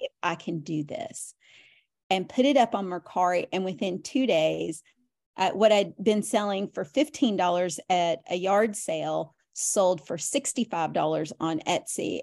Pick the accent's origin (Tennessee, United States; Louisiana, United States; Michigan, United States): Tennessee, United States; Nashville; moved away as an adult; now in Tampa Bay area, United States; we lived in Nashville for, um, I'd lived there most of my life until the last couple of years